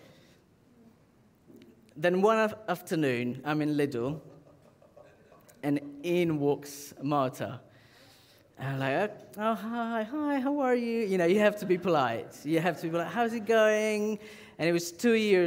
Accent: Southern Italy, Italy; moved away; I'm from the south of Italy.

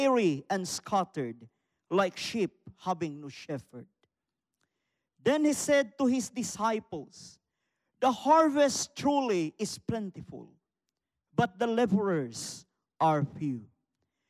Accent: Philippines; from the Philippines

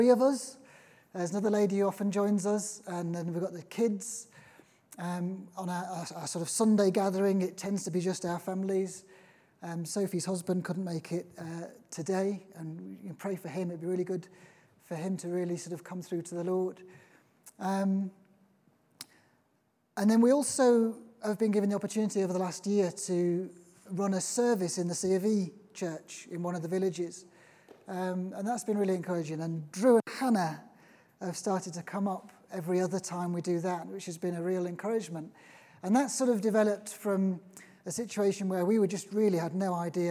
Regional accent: Liverpool, North West England, United Kingdom; now in Norfolk, United Kingdom; I'm originally from Liverpool.

